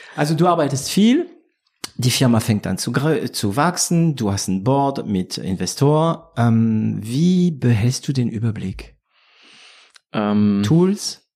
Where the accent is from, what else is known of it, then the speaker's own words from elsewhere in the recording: France; German is a second language; also born or lived in Swabia; now in Germany; da bin ich äh, Franzose geblieben.